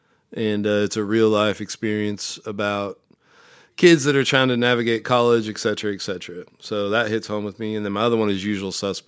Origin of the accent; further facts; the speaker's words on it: Omaha, Nebraska, United States; I'm from Omaha, Nebraska.